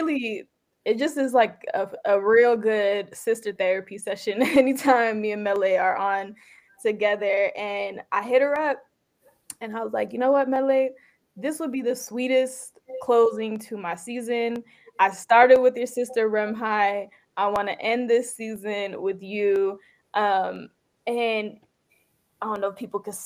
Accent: San Jose, California, United States; first language Tigrinya; English is a second language; also born or lived in Sudan; we were both growing up in the Bay Area. You know, you were in San Francisco. I was bouncing around all the cities, but in San Jose

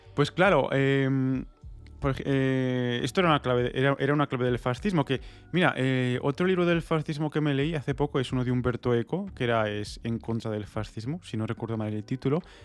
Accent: Spain; yo soy español por, porque es una, yo qué sé, por convención, es una contingencia que tengo en mi vida por haber nacido en, este suelo

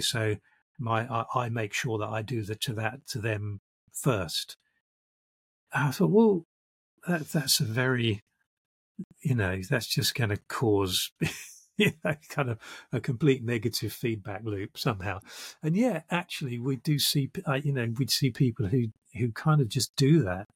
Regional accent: London, United Kingdom; also born or lived in South of England (village, first five years); i'm british and i grew up in uh, in what they call the home counties

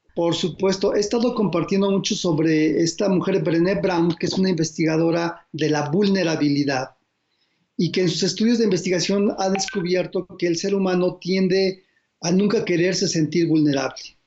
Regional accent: Mexico; como mexicanos

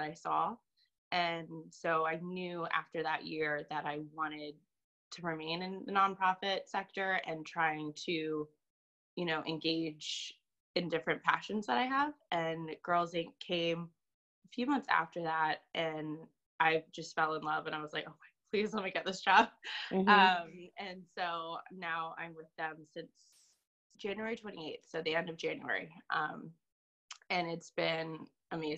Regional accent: Virginia Beach, Virginia, United States; moved away as an adult; also born or lived in Fredericksburg, Virginia / Concord, New Hampshire; now in New Hampshire, United States; I am originally from Virginia Beach, Virginia

